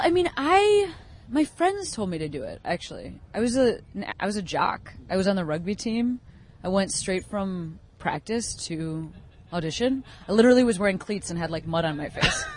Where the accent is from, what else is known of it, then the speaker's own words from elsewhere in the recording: Chicago, Illinois, United States; I grew up in Chicago.